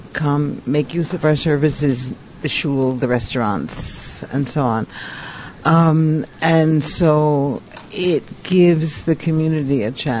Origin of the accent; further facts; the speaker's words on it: Philadelphia, Pennsylvania, United States; moved away as an adult; also born or lived in Canada / Rome, Italy; now in Venice, Italy; I was born in Canada. I grew up in Philadelphia, so I'm American. I came to Italy about, 40 years ago. I've lived my entire life here in Italy, in Rome